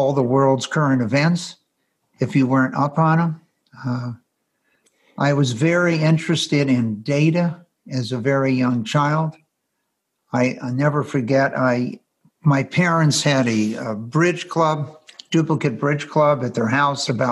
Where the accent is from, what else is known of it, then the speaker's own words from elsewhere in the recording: Los Angeles, California, United States; I was born in Los Angeles